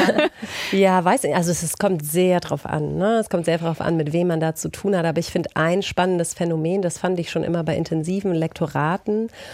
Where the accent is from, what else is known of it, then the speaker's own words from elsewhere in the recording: Austria; als Österreicherin selbst